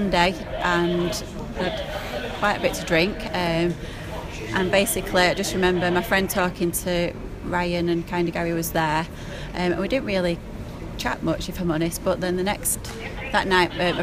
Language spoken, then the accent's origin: English; Middleton, North West England, United Kingdom; I'm from Middleton